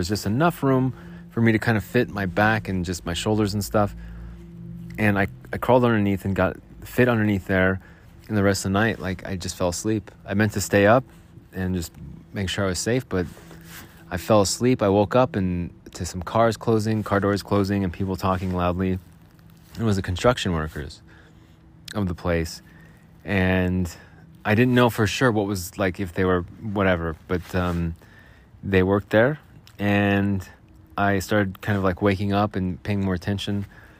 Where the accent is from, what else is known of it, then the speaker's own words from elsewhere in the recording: Arizona, United States; I grew up in Arizona. We'd always ride our bikes in the alleys and mess around in the alleys.